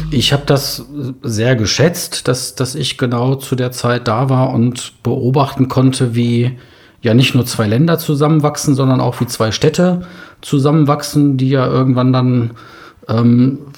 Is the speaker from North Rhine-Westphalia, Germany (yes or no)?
yes; Unna, North Rhine-Westphalia, Germany; moved away as an adult; also born or lived in Berlin; Ähm, ich bin gebürtig aus Unna, eine kleine Kreisstadt östlich vom Ruhrgebiet, grenzt an Dortmund. Ähm, da habe ich so meine ersten 20 Lebensjahre verbracht, bis ich dann zum Studium nach Berlin gegangen bin.